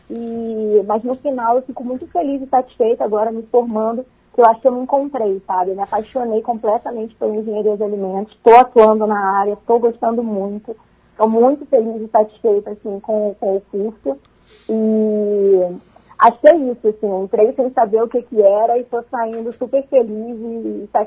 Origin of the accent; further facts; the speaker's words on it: Rio de Janeiro, Brazil; now in Concórdia, Brazil; mas eu sou natural do Rio de Janeiro, já tem quase seis anos que eu vim para Santa Catarina.